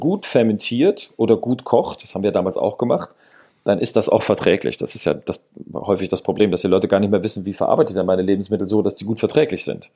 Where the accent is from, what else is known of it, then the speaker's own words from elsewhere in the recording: Rhineland, Germany; ich komme hier aus dem Rheinland, wir haben hier den Flughafen nicht weit weg